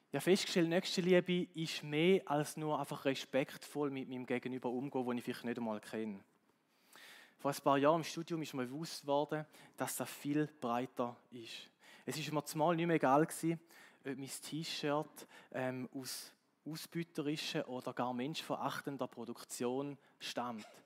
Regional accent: Switzerland; und als Schweizer habe ich das Gefühl gehabt, oder die Schweizer Mentalität ist so, wir können eigentlich gut mit dem leben, wir können in unseren vier Wänden leben

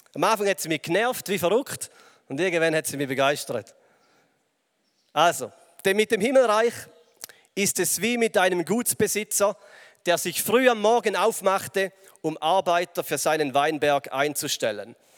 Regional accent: Switzerland; also born or lived in England; als Schweizer

